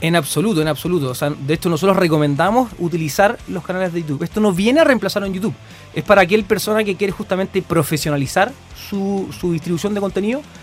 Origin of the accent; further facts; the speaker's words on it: Concepción, Biobío, Chile; moved away as an adult; now in Santiago, Chile; Soy, de Conce, me encanta, me encanta mi ciudad